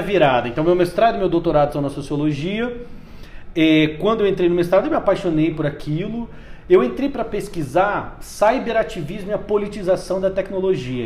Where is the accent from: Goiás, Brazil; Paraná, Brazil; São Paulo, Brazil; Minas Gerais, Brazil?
Paraná, Brazil; Umuarama; moved away as an adult; now in Brasília, Brazil; Eu sou do interior do Paraná, de uma cidade chamada Umuarama, e vim para cá fazer, justamente como você disse, jornalismo